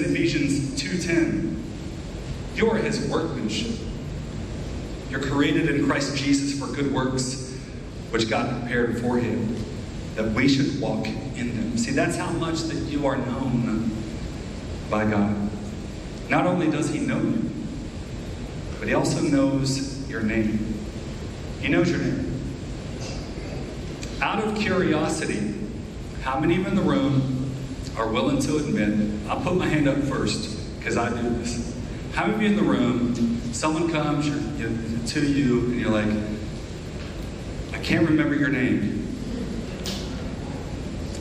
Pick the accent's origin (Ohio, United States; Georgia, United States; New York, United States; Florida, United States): Ohio, United States; Southeast; I grew up in Southeast Ohio, along the Ohio River, high West Virginia border